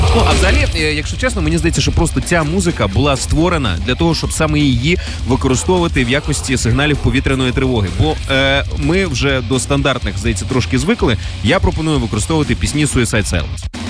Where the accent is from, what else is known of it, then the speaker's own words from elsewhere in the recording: Ukraine; Я з України